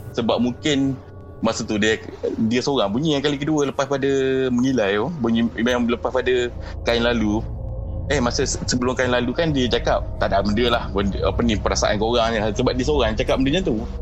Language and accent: Malay; Jengka, Pahang, Malaysia; Pahang saya asal orang Jengka.